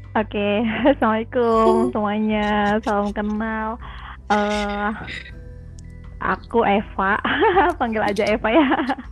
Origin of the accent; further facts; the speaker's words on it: Ciamis, West Java, Indonesia; moved away as an adult; now in Bandung, Indonesia; aku aslinya dari Ciamis, jadi bukan orang mm. Bandung asli.